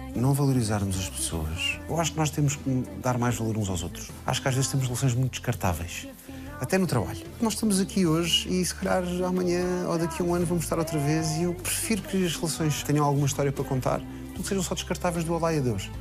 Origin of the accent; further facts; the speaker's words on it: Portugal; eu nasci em Portugal